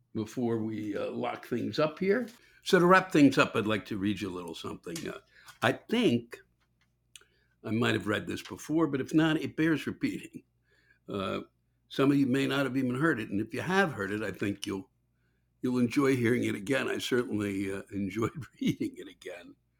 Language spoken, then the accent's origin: English; United States; I'm from Washington